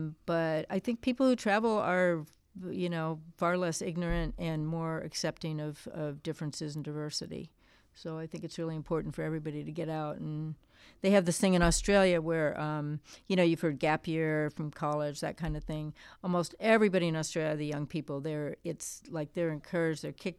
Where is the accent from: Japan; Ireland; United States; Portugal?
Japan; growing up in Japan from a young age, it was pretty unusual to see this American kid running around the streets. And we had a lot of freedom there because it's very, very safe. So I was taking public transportation, from the age of 10.